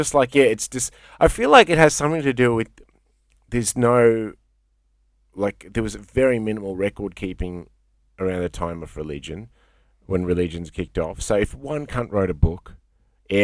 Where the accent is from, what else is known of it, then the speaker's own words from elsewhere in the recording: India; I tell people I'm Indian, and most people, a lot of people go, yeah, all right, I get that. But then a lot of people go, oh, you kind of look Lebo or Turk. And I'm like, all right, well, here's the thing. And I say fucking Persian Indian.